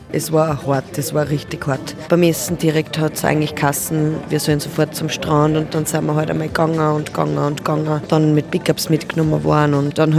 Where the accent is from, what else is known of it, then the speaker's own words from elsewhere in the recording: Upper Austria, Austria; Ich komme ja aus der Nähe vom Attersee und ähm, wenn ich dann in Oberösterreich bin, dann schaue ich auf jeden Fall, dass ich da reinspringen kann